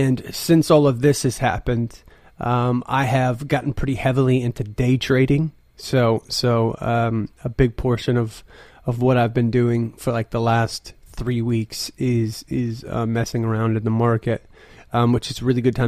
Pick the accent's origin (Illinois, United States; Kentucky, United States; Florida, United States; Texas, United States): Texas, United States; Midland; I'm from Midland, Texas, which is like the second biggest oil town in America